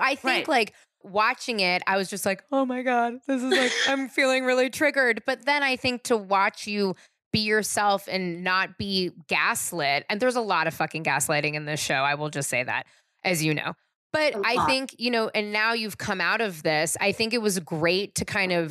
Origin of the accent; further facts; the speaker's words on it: San Francisco, California, United States; I grew up in San Francisco